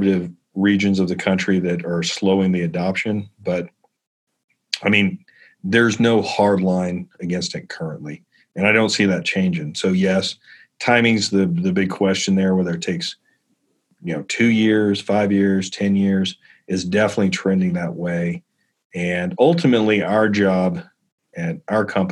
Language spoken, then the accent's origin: English; South Carolina, United States; moved away; also born or lived in California; I grew up in South Carolina